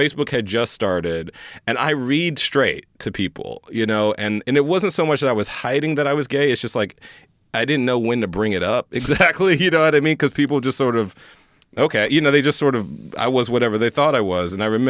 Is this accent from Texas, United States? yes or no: yes; Houston, Texas, United States; I grew up in Houston, Texas. I knew I wanted to get the hell out of Houston, Texas. No shade to Houston. I love Houston.